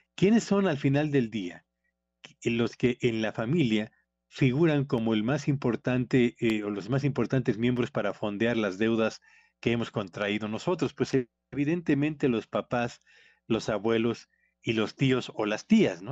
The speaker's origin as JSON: {"language": "Spanish", "country": "Mexico"}